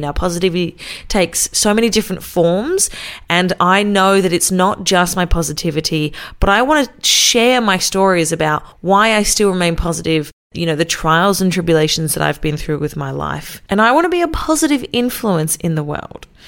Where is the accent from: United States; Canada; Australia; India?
Australia; also born or lived in Wollongong, New South Wales; I am an Australian female radio announcer and podcaster